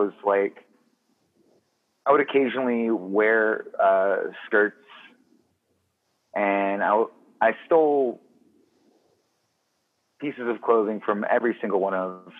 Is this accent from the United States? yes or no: yes; Mississippi, United States; And like my accent specifically is because it started out as an affectation because I knew I didn't want to spend my entire life in Neshoba County, Mississippi.